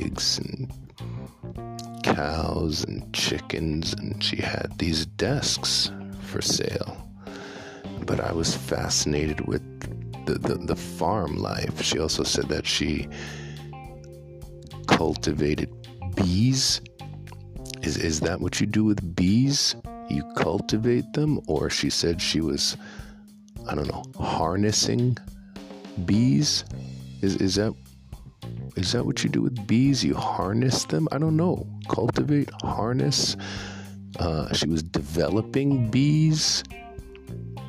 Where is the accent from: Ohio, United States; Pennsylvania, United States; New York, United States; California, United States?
New York, United States; When I was a kid growing up in New York, I never, ever thought about farming